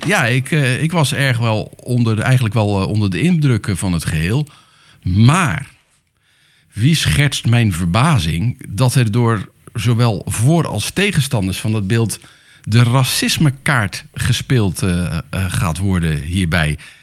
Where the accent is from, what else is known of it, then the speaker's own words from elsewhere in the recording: Netherlands; wij als Nederlanders